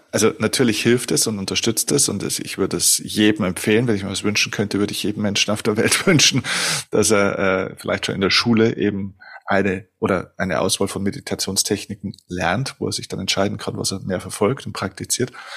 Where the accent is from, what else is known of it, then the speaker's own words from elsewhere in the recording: Germany; bei uns in Deutschland